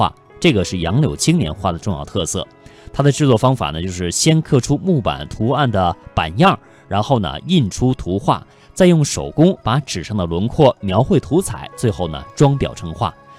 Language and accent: Chinese; China; 这春节是我们中国人非常重要的一个传统节日。